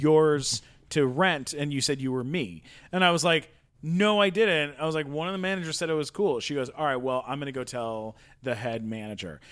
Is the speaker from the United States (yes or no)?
yes; San Diego, California, United States; I grew up in San Diego.